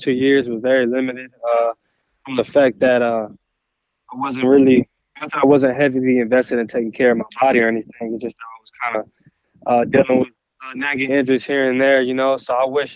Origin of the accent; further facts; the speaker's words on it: Texas, United States; represent for my home state